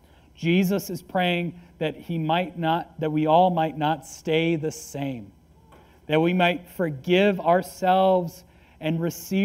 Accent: United States; I am an American

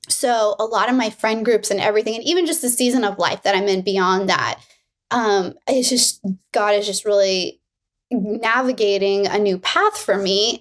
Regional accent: Miami, Florida, United States; now in California, United States; I'm from Miami

